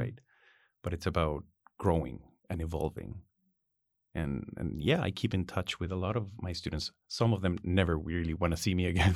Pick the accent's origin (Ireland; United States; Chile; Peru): Chile; Ritoque, Valparaíso; I was born in Ritoque.